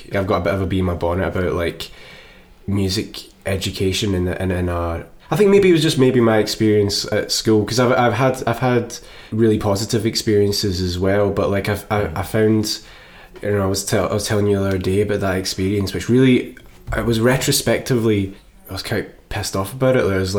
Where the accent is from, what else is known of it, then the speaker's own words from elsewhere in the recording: Moffat, Scotland, United Kingdom; I'm from Moffat, which is actually like 12... Well, it's pretty close to Thornhill.